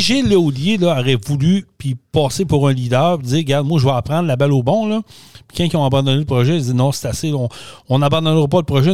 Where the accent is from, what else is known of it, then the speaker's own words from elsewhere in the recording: Quebec, Canada; On est Québécois